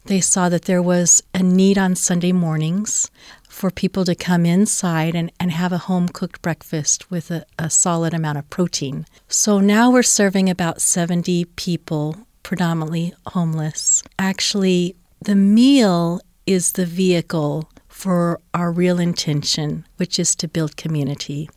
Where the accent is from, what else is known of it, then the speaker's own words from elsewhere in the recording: Oklahoma, United States; also born or lived in Cheyenne, Wyoming; now in Salt Lake City, United States; I grew up in the Bible Belt in Oklahoma